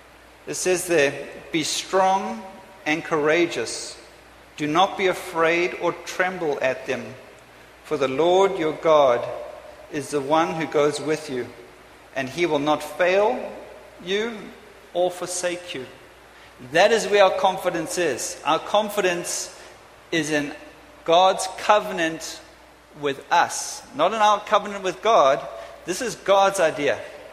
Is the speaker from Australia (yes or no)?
no; England, United Kingdom; I'm off to England, because I'm English, I'm British, I'm everything, I'm a bit of a mutt.